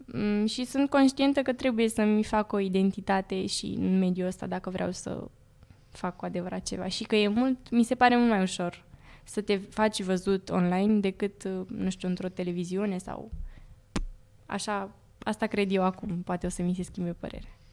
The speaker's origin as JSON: {"language": "Romanian", "town": "Urlați", "region": "Prahova", "country": "Romania", "said": "toți urlățenii mei"}